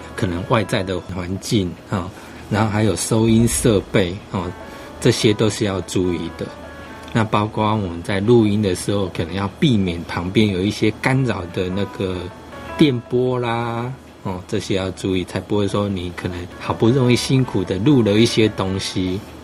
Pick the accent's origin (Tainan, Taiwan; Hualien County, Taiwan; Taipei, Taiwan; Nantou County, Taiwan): Hualien County, Taiwan; Xiulin; 我们是来自于秀林乡嘉明社区的一群年轻人